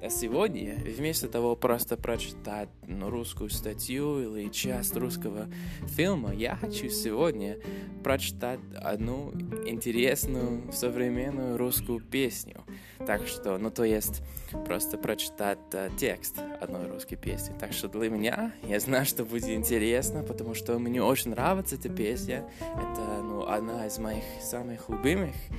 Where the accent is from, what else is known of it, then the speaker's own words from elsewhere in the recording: Canada; Russian is a second language; я из Канады